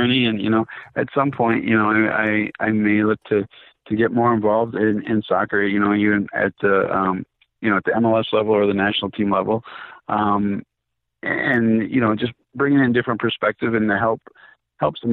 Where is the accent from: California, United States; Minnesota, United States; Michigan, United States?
Minnesota, United States; I'm a kid from Minnesota that's played indoor soccer, USL soccer